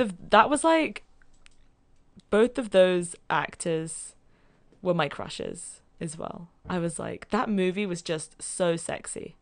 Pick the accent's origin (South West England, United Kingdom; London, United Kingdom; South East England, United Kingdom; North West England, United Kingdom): London, United Kingdom; moved away; I'm from London. Primary school.